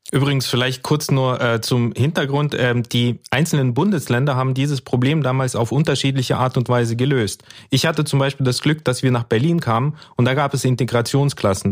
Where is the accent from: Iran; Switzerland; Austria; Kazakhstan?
Kazakhstan; Karaganda Region; now in Germany; also im Prinzip wie ich auch. Ich bin da, äh, habe da auch meine Kindheit verbracht